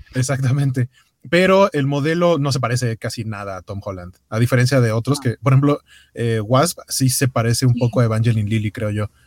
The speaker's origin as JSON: {"language": "Spanish", "region": "Mexico City", "country": "Mexico", "said": "los que somos de la Ciudad de México"}